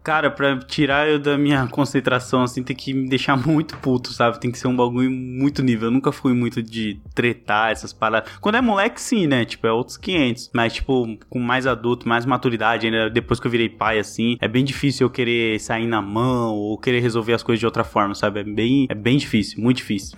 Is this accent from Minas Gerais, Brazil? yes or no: no; São Paulo, Brazil; eu sou paulista mesmo, então tem muita gíria que é, ter, é local daqui